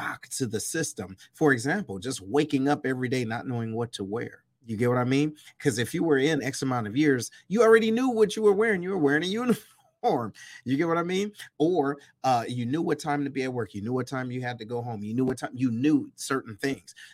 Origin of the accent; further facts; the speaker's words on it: Detroit, Michigan, United States; moved away as an adult; I'm originally from Detroit, east side of Detroit